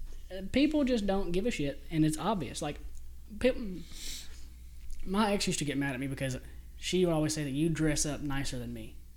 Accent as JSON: {"language": "English", "region": "Mississippi", "country": "United States", "tie": "born or raised there", "said": "do you realize growing up in Mississippi?"}